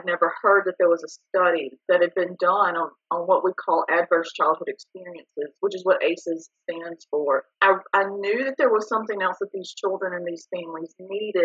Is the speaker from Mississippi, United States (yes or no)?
yes; Bruce, Mississippi, United States; moved away as an adult; now in Jackson, United States; I am from the Jackson area, originally from North Mississippi